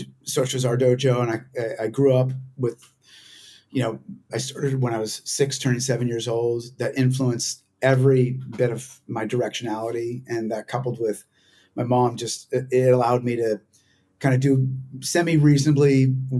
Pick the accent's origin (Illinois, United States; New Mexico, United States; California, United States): California, United States; Santa Rosa; also born or lived in San Francisco; now in Los Angeles, United States; I grew up just north of where you guys are at in Santa Rosa, California, born in the city.